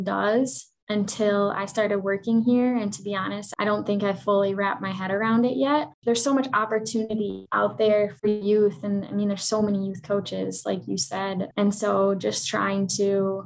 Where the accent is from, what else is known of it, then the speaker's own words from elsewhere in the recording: Madison, Wisconsin, United States; accent: Wisconsin accent, Minnesota accent; moved away as an adult; also born or lived in Minnesota / Green Bay, Wisconsin / Miami; now in Kansas City, United States; So I was born and raised in Madison, Wisconsin. Grew up there my whole life until I went to college in Minnesota